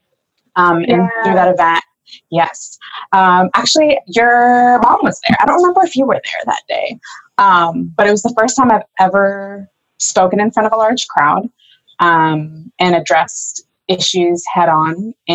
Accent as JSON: {"language": "English", "town": "University Place", "region": "Washington", "country": "United States", "tie": "born or raised there", "also_born_or_lived": "Tacoma", "said": "I was born in Tacoma, grew up in University Place, which is just a suburb of Tacoma"}